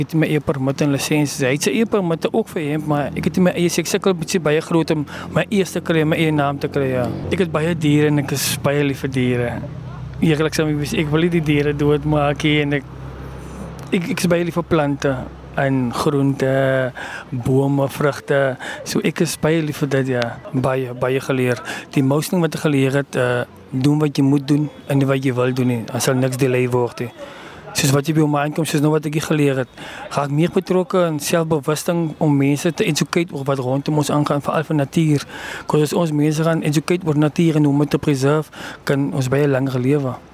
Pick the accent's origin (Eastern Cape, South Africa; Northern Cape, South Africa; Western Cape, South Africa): Western Cape, South Africa; Genadendal; ek is van Genadendal